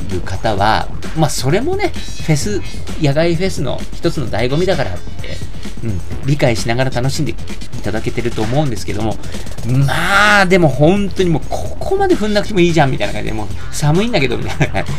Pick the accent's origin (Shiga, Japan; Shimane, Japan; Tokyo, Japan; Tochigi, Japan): Tokyo, Japan; 僕はあのー、一応東京都出身なんですけど、めっちゃ郊外、ローカルなところなんですね。あの、とても東京都とは言えないようなところで、青春時代を過ごしてきた